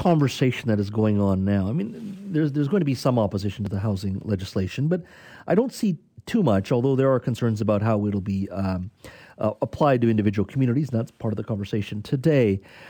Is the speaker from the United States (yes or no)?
no; Canada; also born or lived in New Delhi / Beijing